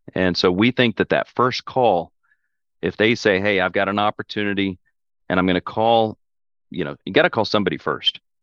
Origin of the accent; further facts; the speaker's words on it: Oklahoma, United States; we're from Oklahoma. My family's been in Oklahoma for, you know, five generations.